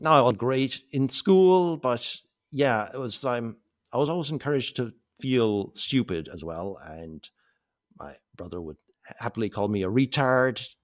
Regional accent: Mallow, Munster, Ireland; moved away as an adult; also born or lived in England; now in Southeast Asia; I was born in Cork, North Cork, uh, in nineteen seventy-five. Um, born onto a family farm

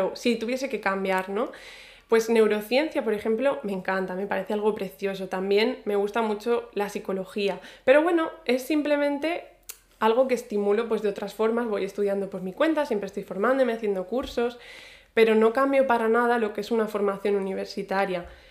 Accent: Spain; moved away as an adult; also born or lived in Ireland

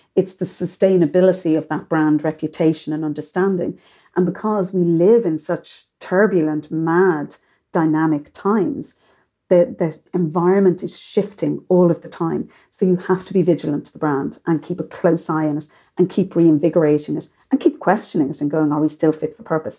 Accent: Ireland

